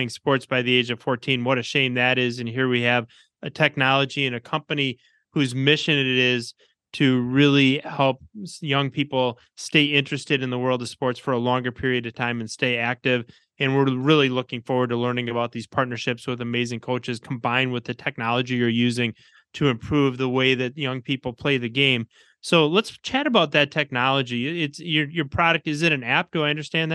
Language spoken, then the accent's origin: English; Milwaukee, Wisconsin, United States; my hometown of Milwaukee